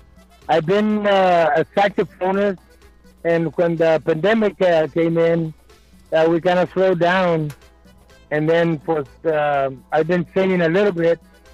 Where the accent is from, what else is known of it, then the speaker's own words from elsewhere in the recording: Edinburg, Texas, United States; now in Weslaco, United States; Well, I live in Westbrook. I'm from Edinburgh. Mm-hmm. The … comes from Edinburgh, Texas.